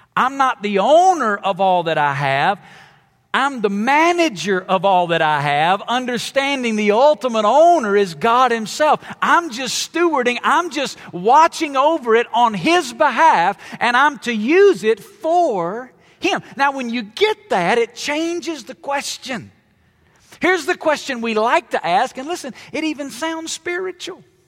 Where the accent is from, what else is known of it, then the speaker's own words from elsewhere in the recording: Alabama, United States; I grew up in Alabama